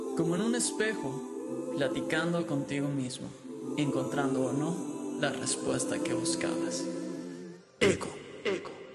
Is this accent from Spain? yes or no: no; Mexico; moved away as an adult; now in Texas, United States